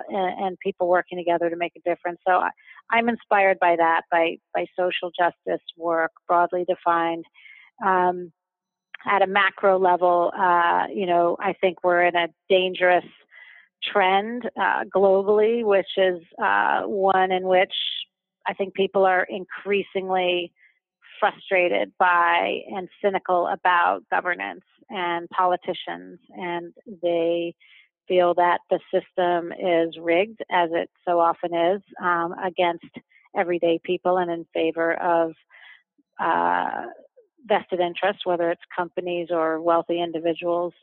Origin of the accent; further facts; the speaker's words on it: New York, United States; moved away as an adult; now in London, United Kingdom; I'm originally from New York, although I live in London now and have been living here for the last 2 years with my family